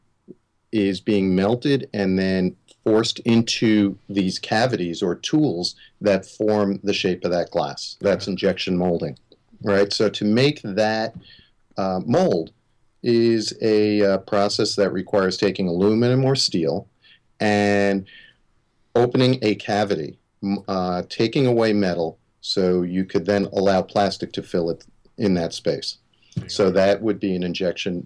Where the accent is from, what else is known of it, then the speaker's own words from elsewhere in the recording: Long Island, New York, United States; I grew up on Long Island in the 70s